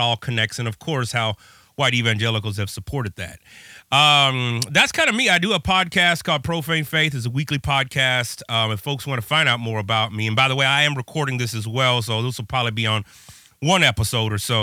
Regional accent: California, United States; now in Chicago, United States; I'm in Chicago now currently. I'm from California

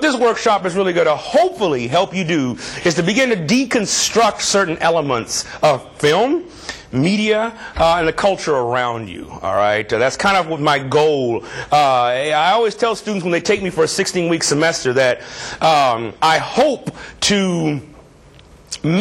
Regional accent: Southern California, United States; moved away as an adult; now in Chicago, United States; I pretty much consider California my home. That's where I'm from. That's where I went to school. That's where I was trained. Southern California.

